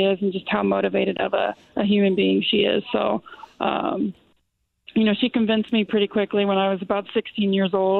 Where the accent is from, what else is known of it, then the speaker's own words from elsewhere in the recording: Louisville, Kentucky, United States; I grew up in Louisville